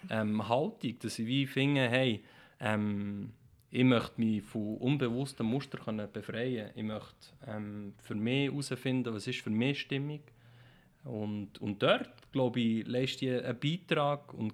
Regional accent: Switzerland; weil ich mich immer als äh, Schweizer gesehen habe

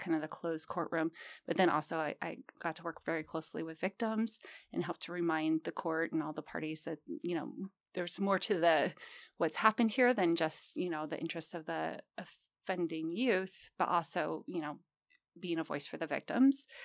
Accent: Humboldt County, California, United States; I'm actually from Humboldt County

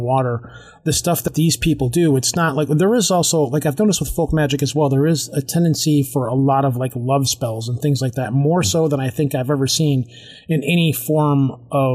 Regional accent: Detroit, Michigan, United States; I'm from Detroit. I'm from Michigan

